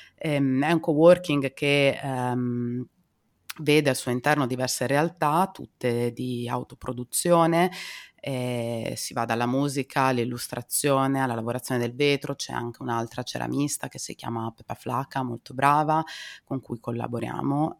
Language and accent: Italian; Emilia-Romagna, Italy; io non sono bolognese di origine, diciamo vengo da abbastanza vicino, sono romagnola